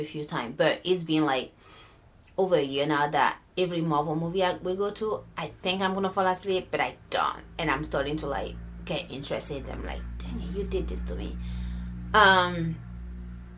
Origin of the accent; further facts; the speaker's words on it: Benin; moved away; born and raised in Benin